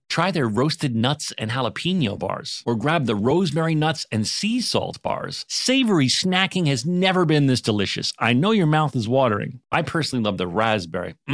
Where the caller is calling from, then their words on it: Dallas, Texas, United States; accent: southern; Uh, Dallas, Texas.